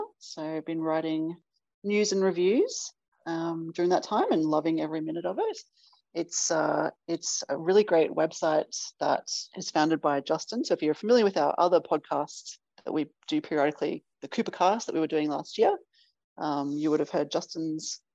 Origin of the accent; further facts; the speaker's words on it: Australia; if you can't tell from my accent, I am from Australia.